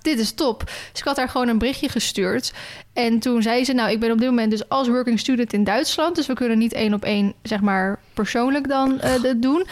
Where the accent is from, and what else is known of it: Netherlands